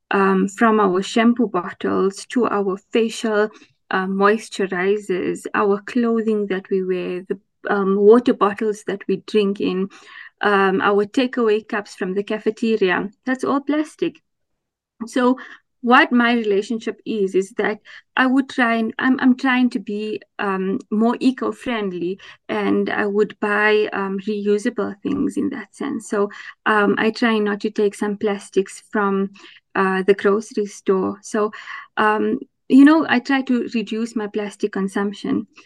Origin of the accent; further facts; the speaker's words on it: Potchefstroom, North West, South Africa; I am originally from Potchefstroom in the northwest province of South Africa.